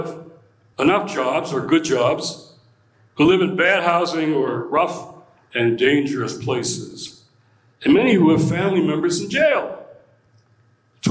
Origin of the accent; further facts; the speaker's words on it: Detroit, Michigan, United States; I was born and raised in Detroit, Motor City, Motown